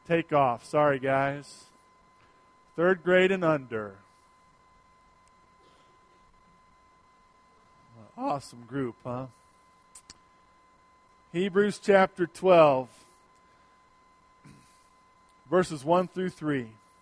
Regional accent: United States; as American Christians

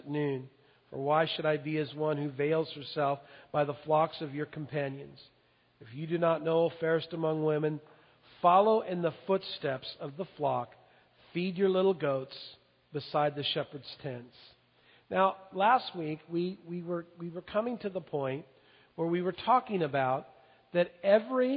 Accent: Longview, United States; I was raised in Longview

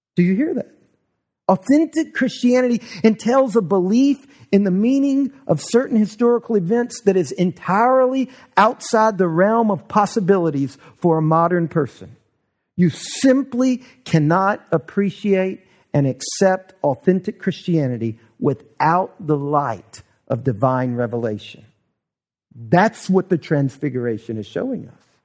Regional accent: the South, United States; we grew up here in the South

